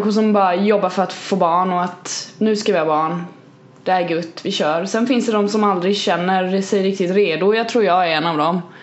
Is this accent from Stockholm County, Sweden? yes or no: no; Kalmar, Kalmar County, Sweden; Jag är från Kalmar för fan.